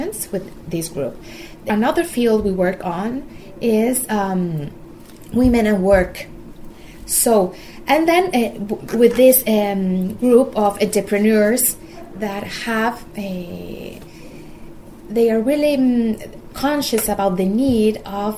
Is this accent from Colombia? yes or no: yes; Colombia; moved away as an adult; also born or lived in Curitiba, Brazil / Rio de Janeiro, Brazil; now in Rome, Italy; I'm from Colombia, where I grew up.